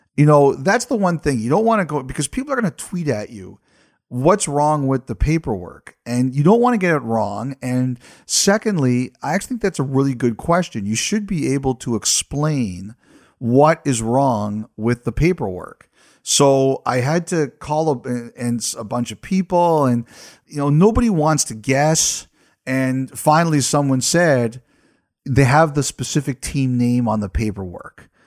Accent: Canada; As a Canadian in Canada

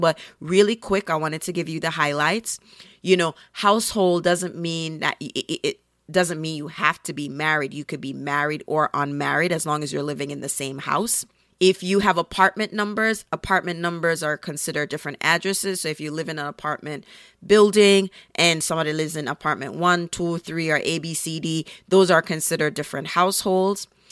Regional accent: Jamaica; now in Brooklyn, United States; I'm a Jamaican and of Caribbean heritage

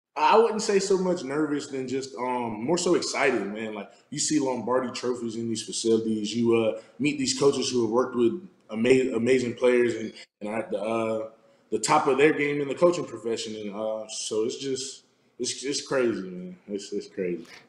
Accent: South Florida, United States; moved away as an adult; now in Arizona, United States; I'm from South Florida

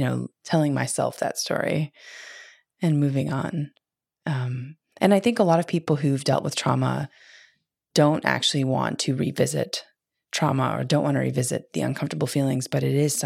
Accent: Midwest, United States; I grew up in the Midwest

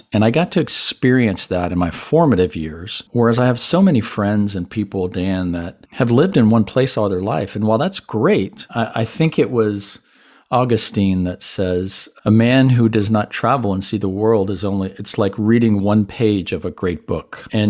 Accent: Panama; first language Spanish; English is a second language; also born or lived in Puerto Rico / Miami; But growing up in Latin environments, both Panama, Puerto Rico, my parents say that Spanish was the first language that I learned. Because back in the 60s, when I was born, especially in Panama

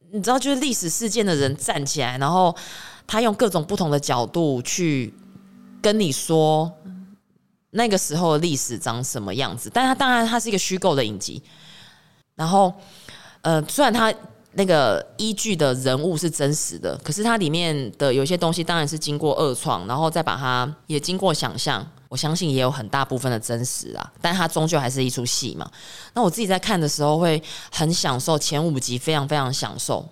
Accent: Taiwan; 我自己来自岛国，来自台湾岛

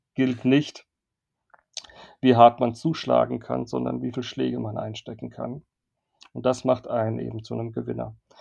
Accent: Worms, Rhineland-Palatinate, Germany; moved away; also born or lived in Cologne; also Horchheim ist der Nebenort, wo ich aufgewachsen bin, meiner Heimatstadt in Worms, nicht weit weg von Mannheim

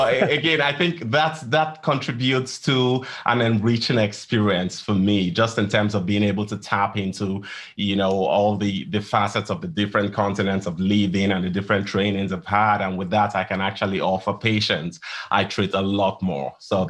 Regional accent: Nigeria; moved away as an adult; also born or lived in England / Columbia, Missouri, United States; now in Dallas, United States; I'm from Nigeria. And that's where my medical training started.

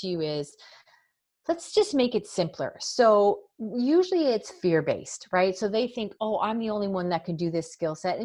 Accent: Canada; I'm from Canada.

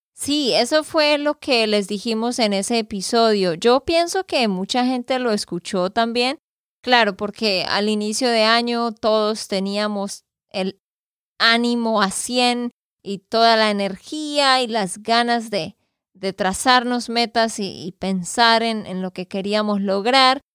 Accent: Santander, Colombia; de Santander, Colombia

